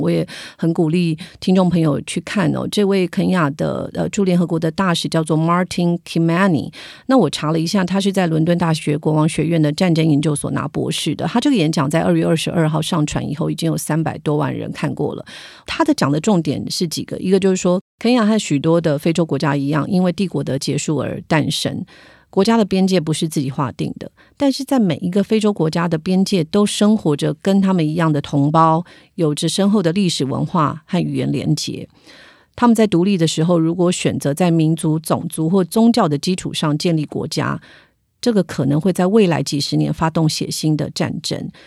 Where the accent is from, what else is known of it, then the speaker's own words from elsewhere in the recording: Taiwan; 我们台湾人